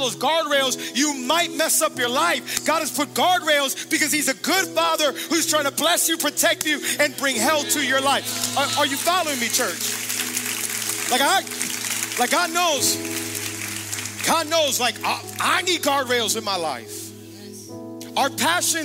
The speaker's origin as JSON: {"language": "English", "town": "Hialeah", "region": "Florida", "country": "United States", "tie": "born or raised there", "said": "I'm from Miami, Florida, born and raised. Hialeah"}